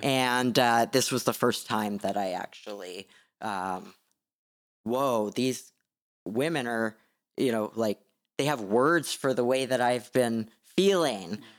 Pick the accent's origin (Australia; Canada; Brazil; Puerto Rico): Canada; being Canadian.